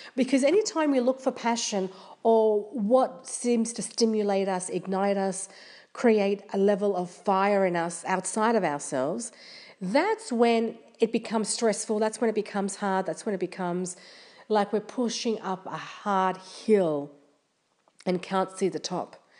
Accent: Australia; I'm from Australia

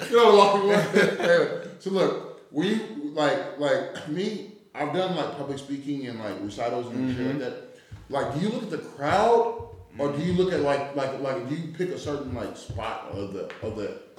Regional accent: Oakland, California, United States; I'm from Oakland. That's the southern part.

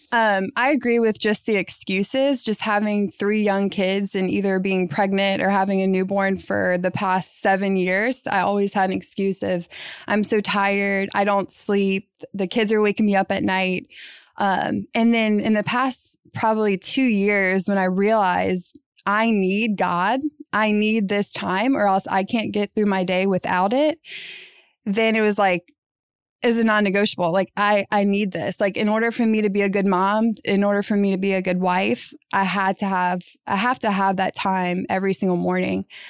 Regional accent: New Orleans, Louisiana, United States; I was born and raised in New Orleans

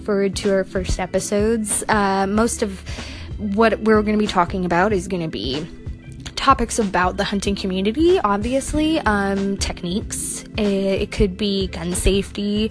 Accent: Washington, United States; I grew up here in Washington State

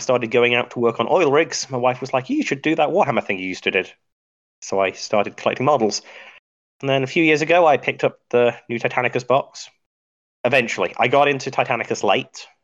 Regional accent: Midlands, United Kingdom; moved away as an adult; now in United States; I originally from the UK, uh, born in the Midlands, uh, best part of England

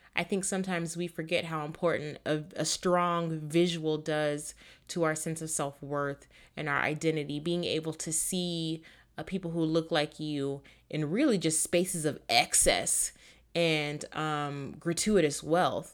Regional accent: Florida, United States; my home state of Florida

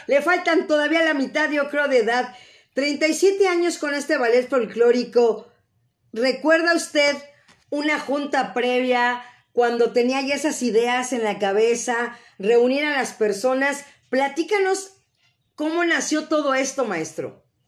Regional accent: Mexico City, Mexico; yo soy de la Ciudad de México, ahora sí que oriunda de la mera Ciudad de México

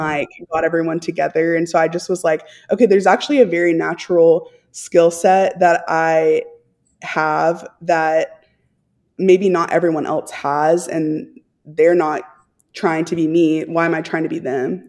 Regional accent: Texas, United States; I'm from Texas

